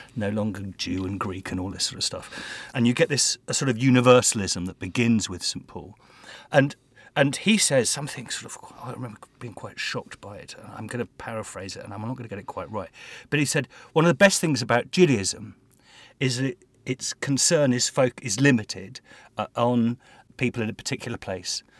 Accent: England, United Kingdom; as an Englishman

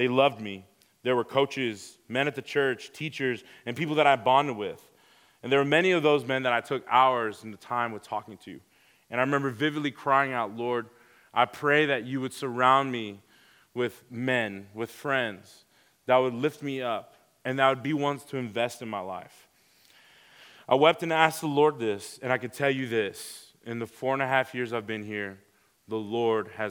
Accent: Houston, Texas, United States; moved away as an adult; also born or lived in Pearland, Texas; I was born in Houston, Texas. I've been there ever since 2015, I grew up there

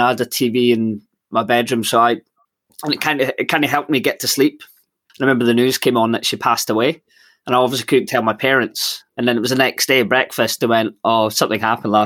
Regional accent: Edinburgh, Scotland, United Kingdom; also born or lived in London; I was brought up in Edinburgh, and it's obviously with Edinburgh Fringe, and I kind of grew up in the Royal Mile

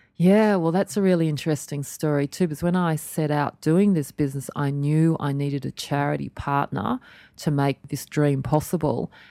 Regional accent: Australia; born or raised there

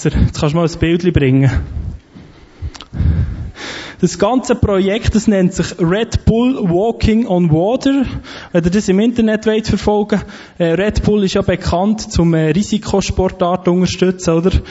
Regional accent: Switzerland; wo wir als Schweizer sagen, wir sind Christen, wir glauben an den Gott vor der Bibel.

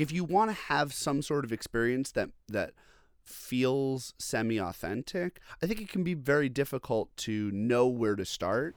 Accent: Long Island, New York, United States; also born or lived in Boston; now in Brooklyn, United States; I'm from Long Island originally

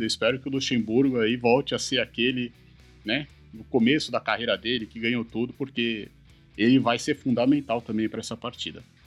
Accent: Brazil; como brasileiro

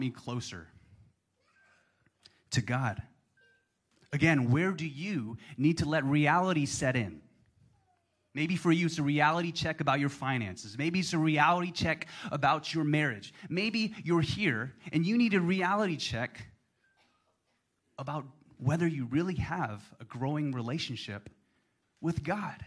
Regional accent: Baton Rouge, Louisiana, United States; moved away as an adult; also born or lived in New York City; now in Austin, United States; My mom lives in Baton Rouge, Louisiana, my hometown

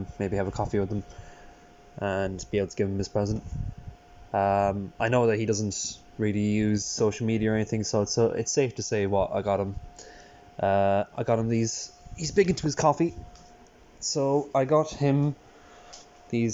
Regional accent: Ireland; now in West Cork, Ireland; I'm Irish

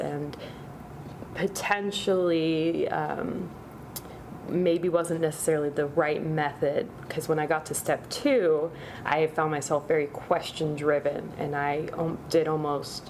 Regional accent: Sacramento, California, United States; also born or lived in Sonoma; born in Southern California, but I spent probably a greater majority of my life in the greater Sacramento area

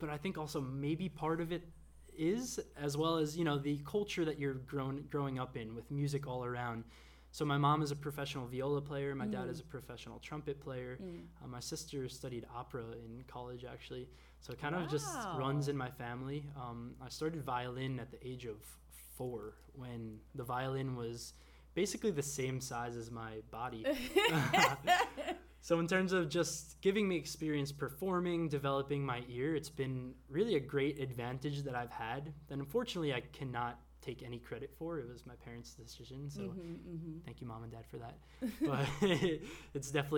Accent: New York, United States; moved away as an adult; also born or lived in Texas / Dallas; now in Gwangju, South Korea; I am originally from New York, yes. Been living in Gwangju for about 3 years now.

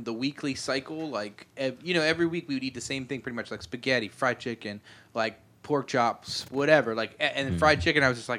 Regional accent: Eastern Shore, Maryland, United States; I'm from the Eastern Shore. Is where I'm from.

